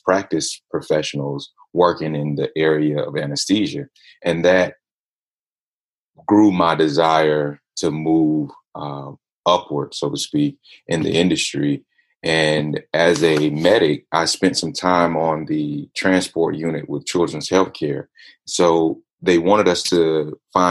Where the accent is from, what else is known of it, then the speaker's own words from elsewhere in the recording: Atlanta, Georgia, United States; I'm hailing from Atlanta, Georgia, ATL in the house